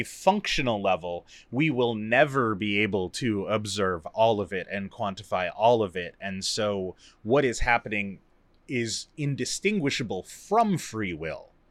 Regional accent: United States

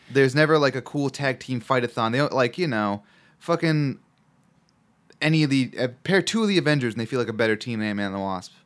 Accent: Chicago, Illinois, United States; accent: Chicago; my Chicago accent

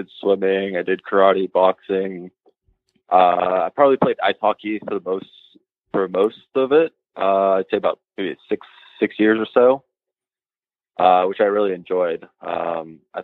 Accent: Bay Area, California, United States; I grew up in the Bay Area

